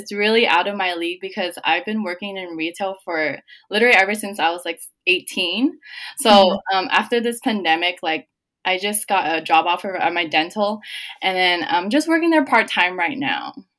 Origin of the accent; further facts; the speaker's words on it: San Jose, California, United States; I'm 22. I'm from San Jose, California